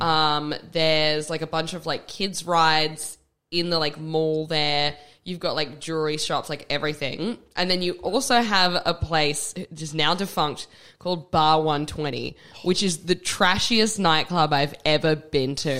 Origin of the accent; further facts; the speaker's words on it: Perth, Western Australia, Australia; also born or lived in Darwin / Alice Springs; I was born in Darwin. Uh, moved to Alice Springs, and then when I was four, moved to Perth, we moved to Scarborough